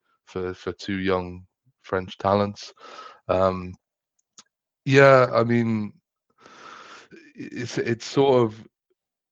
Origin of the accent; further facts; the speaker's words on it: Oxfordshire, South East England, United Kingdom; I'm from England. I'm from Oxfordshire